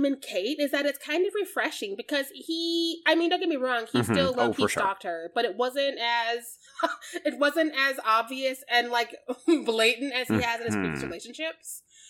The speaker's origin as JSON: {"language": "English", "region": "Missouri", "country": "United States", "said": "I'm from Missouri."}